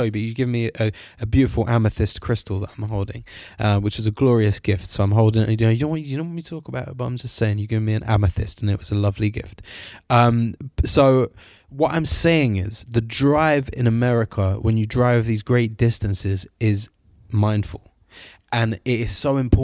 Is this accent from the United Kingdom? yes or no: yes; London, United Kingdom; as a Londoner